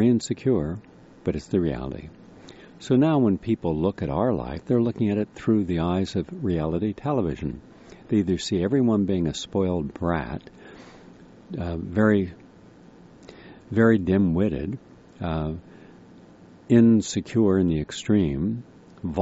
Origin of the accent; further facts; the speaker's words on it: Parkersburg, West Virginia, United States; home I grew up in on Covert Street in Parkersburg, West Virginia.